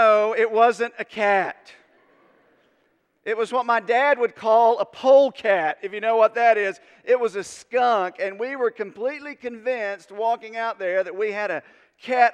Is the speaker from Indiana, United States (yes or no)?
no; Unicoi, Tennessee, United States; I grew up in Unicoi